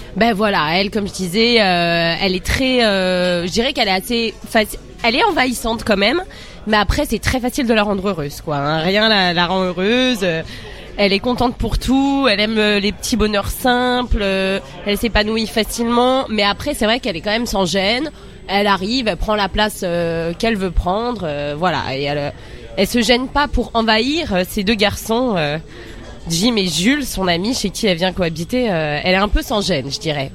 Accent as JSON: {"language": "French", "area": "Seine-Saint-Denis", "region": "Île-de-France", "country": "France", "tie": "born or raised there", "said": "on est sous bois 9-3"}